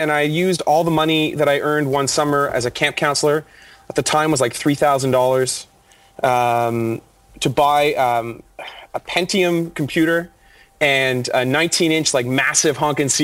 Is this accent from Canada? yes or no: yes; Toronto, Ontario, Canada; I am born and bred Toronto